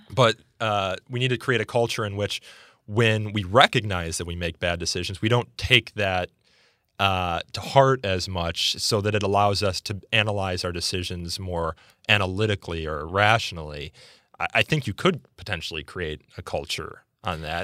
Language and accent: English; suburban Chicago, Illinois, United States; my community in suburban Chicago